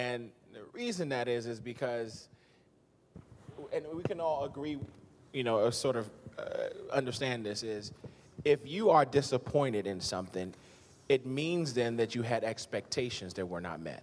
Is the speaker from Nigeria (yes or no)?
yes; Nigeria; moved away; I'm Nigerian